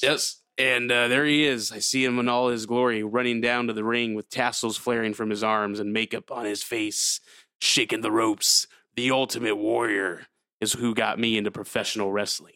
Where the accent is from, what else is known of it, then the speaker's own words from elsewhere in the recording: California, United States; oh, California